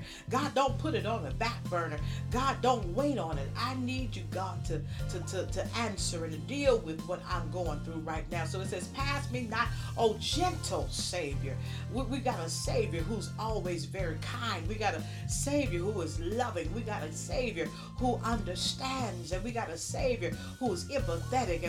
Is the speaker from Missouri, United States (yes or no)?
no; Birmingham, Alabama, United States; I had some great church experiences in the South growing up in Birmingham, Alabama.